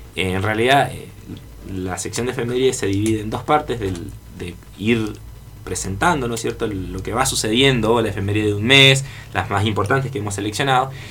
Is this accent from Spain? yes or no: no; Argentina; nosotros, como argentinos